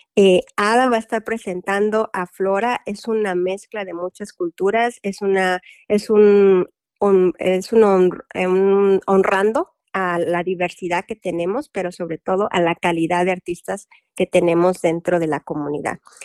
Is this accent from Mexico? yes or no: yes; Mexico; now in Louisville, United States; yo soy mexicana